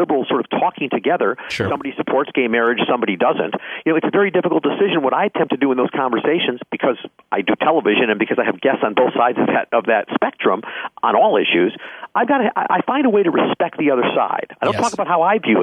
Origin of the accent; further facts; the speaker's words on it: Chicago, Illinois, United States; growing up in the Chicagoland area